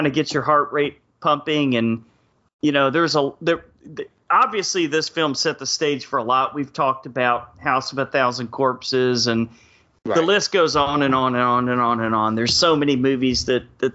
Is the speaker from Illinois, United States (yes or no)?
no; Texas, United States; growing up in Texas